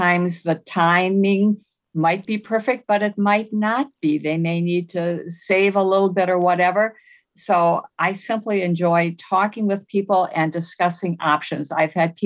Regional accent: Green Bay, Wisconsin, United States; moved away; I am originally from the Green Bay, Wisconsin area

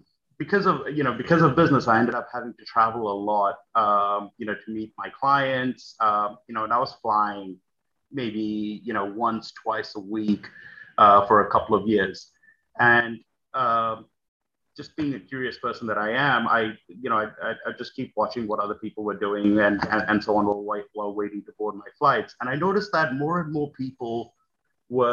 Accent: Australia; moved away as an adult; also born or lived in New York; I grew up in Australia

